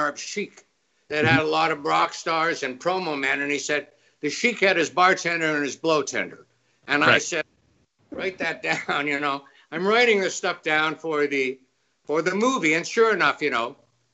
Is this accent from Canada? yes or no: yes; Canada; as a Canadian